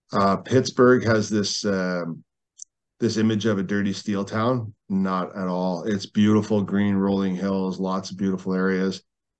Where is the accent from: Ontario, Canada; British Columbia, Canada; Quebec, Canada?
British Columbia, Canada; Burnaby; moved away as an adult; also born or lived in St. Albert, Alberta; now in Edmonton, Canada; when I was growing up in Burnaby